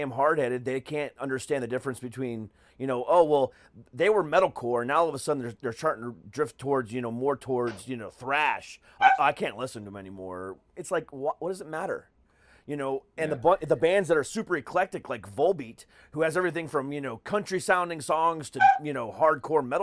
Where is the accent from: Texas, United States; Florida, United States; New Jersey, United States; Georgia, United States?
Florida, United States; Orlando; also born or lived in Ohio; I'm actually from the Orlando area originally. Well, I'm from Ohio, but I moved to Orlando when I was 7. So technically Florida's home.